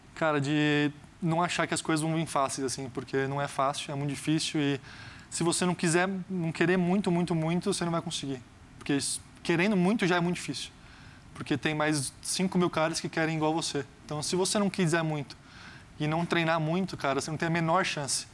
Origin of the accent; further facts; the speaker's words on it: Brazil; sendo brasileiro